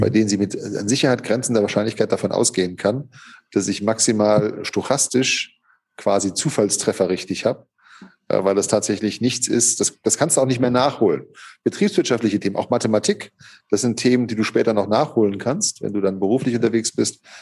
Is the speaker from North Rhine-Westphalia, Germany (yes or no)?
no; Hockenheim, Baden-Württemberg, Germany; moved away as an adult; also born or lived in Gevelsberg; now in Cologne, Germany; ich bin in Hockenheim aufgewachsen, in der Rennstadt Hockenheim. Da haben meine Eltern mich hin verschleppt im zarten Alter von drei Lebensmonaten.